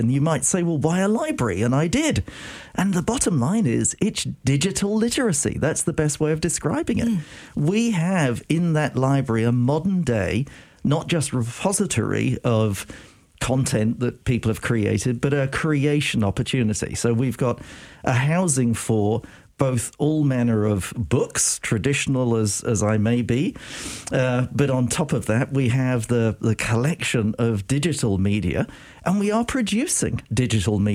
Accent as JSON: {"language": "English", "country": "United Kingdom", "accent": "British", "moved": "as an adult", "lives_now": "United States", "said": "I am British"}